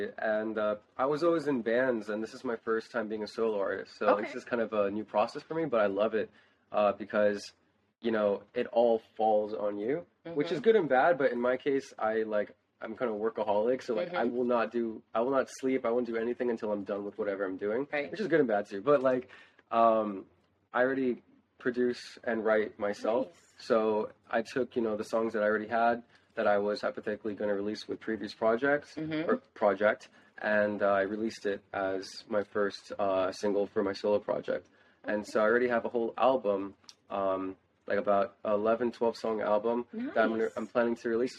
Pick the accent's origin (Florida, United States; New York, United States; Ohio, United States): Florida, United States; Broward; also born or lived in Boca Raton, Florida / Coconut Creek, Florida; So I grew up in Broward and then I moved to Boca.